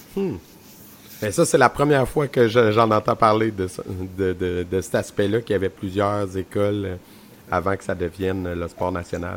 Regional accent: Quebec, Canada; je viens de région aussi, je viens du centre du Québec

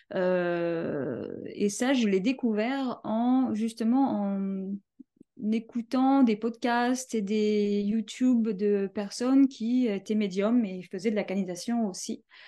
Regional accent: Paris, Île-de-France, France; je viens de Paris. Euh, je suis euh, française, donc de Paris.

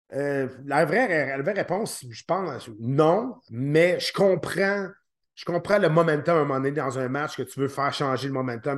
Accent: Quebec, Canada; ici au Québec

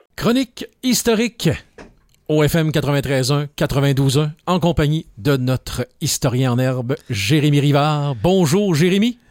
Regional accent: Lorrainville, Quebec, Canada; moved away as an adult; mon village natal

